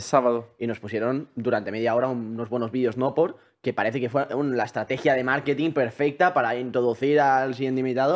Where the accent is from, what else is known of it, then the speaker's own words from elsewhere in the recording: Vic, Catalonia, Spain; yo soy de Vic